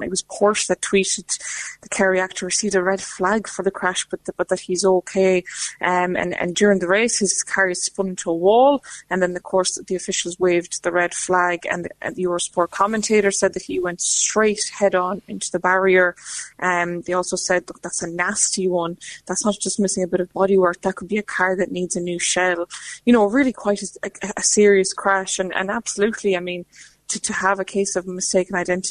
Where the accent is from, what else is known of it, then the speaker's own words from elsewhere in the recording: Lithuania; English is a second language; now in Ireland; I'm Lithuanian originally, and when I first came to Ireland